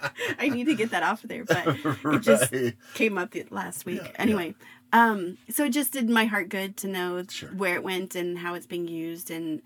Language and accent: English; Arizona, United States; I grew up in Arizona